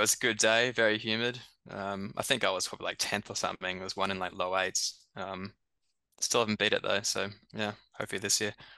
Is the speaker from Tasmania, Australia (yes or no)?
no; Brisbane, Queensland, Australia; moved away as an adult; also born or lived in Birmingham, England; now in London, United Kingdom; we grew up in Brisbane for you know, like 26, 27 years. And then I come across the UK after